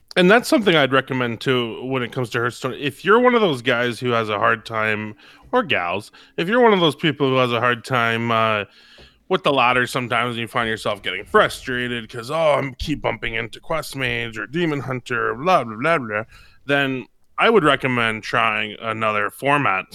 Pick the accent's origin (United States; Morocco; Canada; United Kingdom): Canada; I'm from Canada